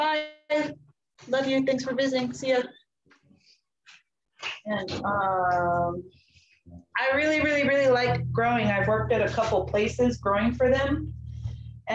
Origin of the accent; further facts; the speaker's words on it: the Bay Area, California, United States; moved away as an adult; also born or lived in North Carolina; I'm from California, the Bay Area